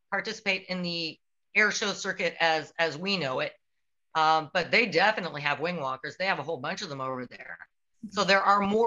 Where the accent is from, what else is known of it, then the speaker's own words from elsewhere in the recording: Canada; I'm Canadian